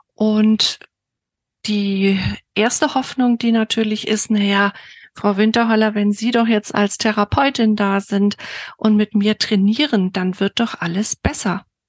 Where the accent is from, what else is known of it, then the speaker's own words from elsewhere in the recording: Bamberg, Bavaria, Germany; ich komme aus Bamberg